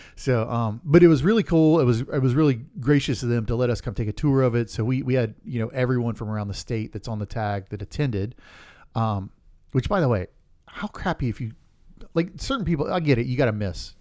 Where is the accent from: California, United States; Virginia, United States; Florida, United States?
Florida, United States; Winter Haven; my hometown of Winter Haven, Florida